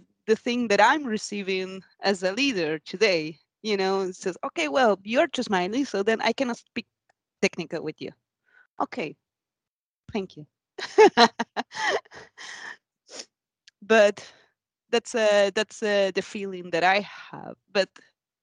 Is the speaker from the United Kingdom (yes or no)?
no; Argentina; now in Sweden; I come from another culture because I'm from Argentina